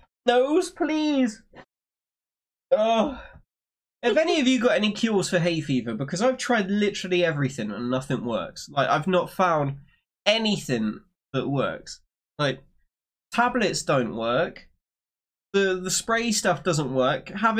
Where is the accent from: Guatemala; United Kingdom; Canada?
United Kingdom; I am British, yeah.